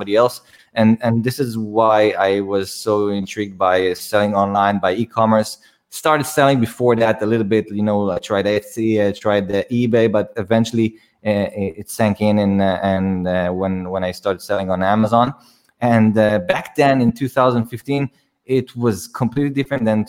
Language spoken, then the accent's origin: English; Israel; I'm from Israel. I was born in Israel, and I go back and forth to the Philippines all the time.